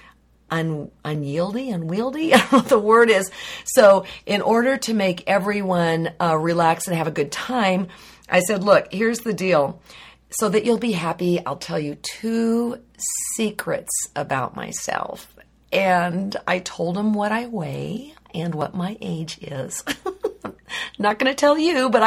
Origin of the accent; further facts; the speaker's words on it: Livermore, California, United States; We grew up together in Livermore